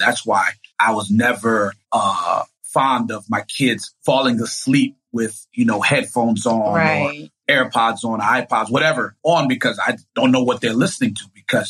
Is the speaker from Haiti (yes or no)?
yes; Haiti; But like Fridays, because I'm from Haiti, my father, like, I guess made it a mandate to put music in me as a child.